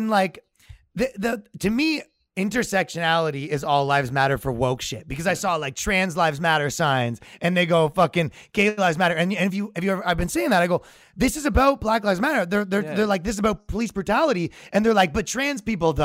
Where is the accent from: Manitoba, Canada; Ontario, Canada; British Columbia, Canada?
Ontario, Canada; Toronto; moved away as an adult; now in New York, United States; I'm from Toronto, Canada